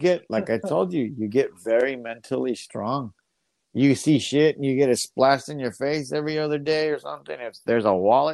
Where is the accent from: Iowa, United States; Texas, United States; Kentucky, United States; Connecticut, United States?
Texas, United States; El Paso; I grew up in the El Paso Juarez border